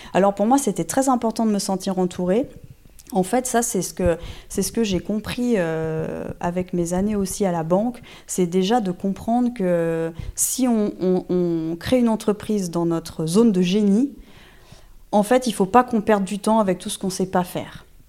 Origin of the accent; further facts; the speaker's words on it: Normandy, France; moi tout commence en Normandie. Euh, je suis normande d'origine, j'ai fait euh, toutes mes études de droit en Normandie